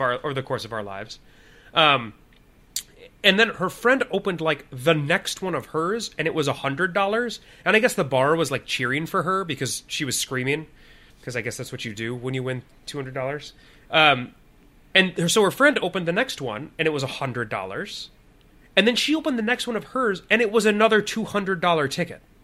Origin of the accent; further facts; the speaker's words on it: Illinois, United States; now in Minnesota, United States; in Illinois where we grew up.